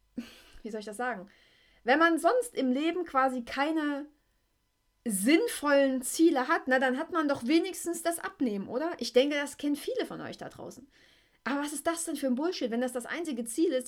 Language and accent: German; East Germany, Germany; im Kindergarten war ich der Roller-Hit schlechthin, ne? Gab es bei uns in der DDR so kleine Holzroller